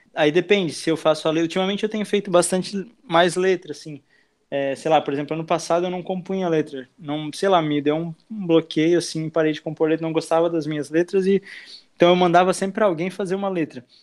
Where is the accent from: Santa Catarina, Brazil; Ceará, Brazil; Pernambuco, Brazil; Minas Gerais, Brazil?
Santa Catarina, Brazil; Blumenau; moved away as an adult; also born or lived in Argentina; now in Itajaí, Brazil; eu tenho 23 anos e nasci em Blumenau. Estou morando aqui em Itajaí já faz, acho, uns três anos